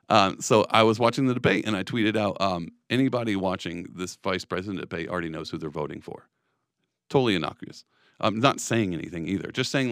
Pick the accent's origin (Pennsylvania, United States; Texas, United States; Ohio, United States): Texas, United States; But I come from Texas. My family is conservative, like, through and through.